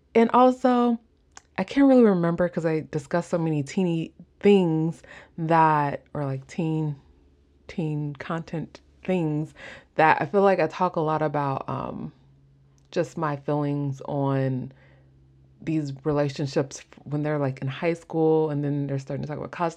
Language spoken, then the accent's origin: English; Midwest, United States; accent: Midwest; my Midwest accent